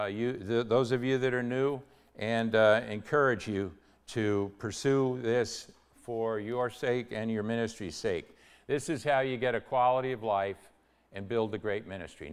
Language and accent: English; New York, United States; also born or lived in Connecticut; I was born in New York, which isn't really Yankee land